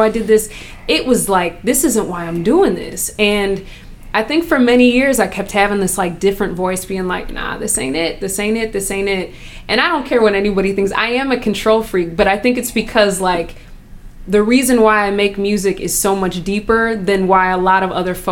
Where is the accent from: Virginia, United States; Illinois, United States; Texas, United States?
Illinois, United States; Chicago; now in Minnesota, United States; I'm born, you know, I'm from Chicago.